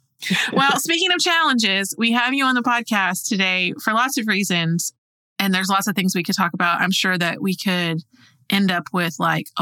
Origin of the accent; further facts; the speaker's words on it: Oklahoma, United States; I'm from Oklahoma